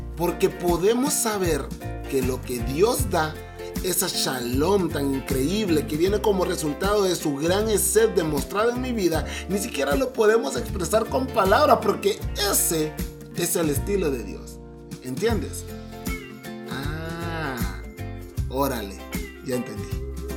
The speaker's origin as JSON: {"language": "Spanish", "country": "Honduras", "moved": "as an adult", "lives_now": "Mexico", "said": "Yo soy hondureño, es más, soy 100% catracho, pero casi llevo 7 años viviendo en México"}